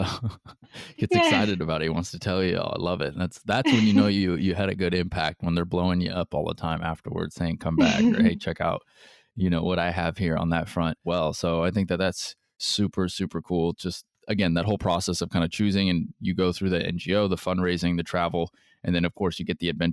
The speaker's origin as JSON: {"language": "English", "country": "United States", "said": "being American"}